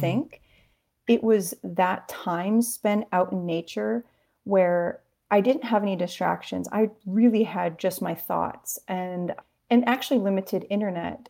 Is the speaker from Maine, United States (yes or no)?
yes; Maine, United States; we grew up near Stephen King